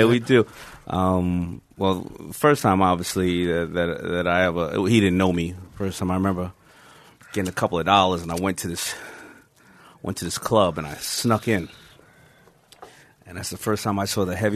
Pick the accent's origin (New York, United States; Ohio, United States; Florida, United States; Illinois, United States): New York, United States; Queens; But on the flip side, thank God I grew up in Hollis, Queens, and they say something must be in the water because the same exact time, hip hop started to hit Hollis, Queens.